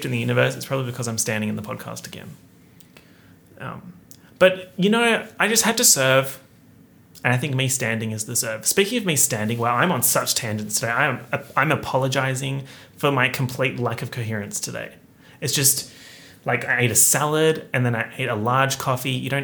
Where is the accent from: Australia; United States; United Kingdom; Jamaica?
Australia; being an Australian YouTuber